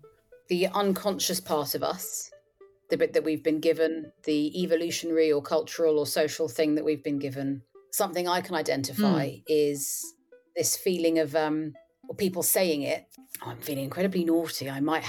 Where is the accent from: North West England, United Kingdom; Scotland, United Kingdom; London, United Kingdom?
London, United Kingdom; But I did grow up with it in the culture I was raised in, which is Britain. I'm born and raised in London.